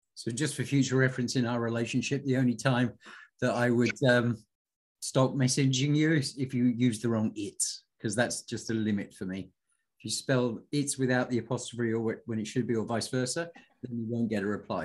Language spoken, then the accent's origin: English; United Kingdom; I'm British